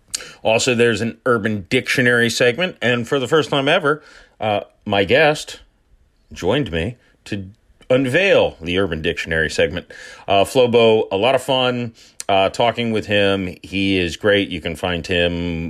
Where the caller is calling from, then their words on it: St. Petersburg, Florida, United States; St. Petersburg, Florida.